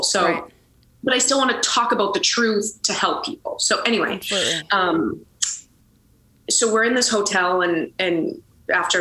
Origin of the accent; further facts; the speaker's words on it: Boston, Massachusetts, United States; I grew up in Boston, Massachusetts